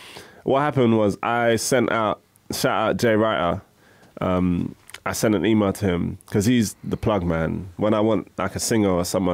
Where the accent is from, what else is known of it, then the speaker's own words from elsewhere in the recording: London, United Kingdom; Even though I'm from Woolwich, shout out big time, Southeast.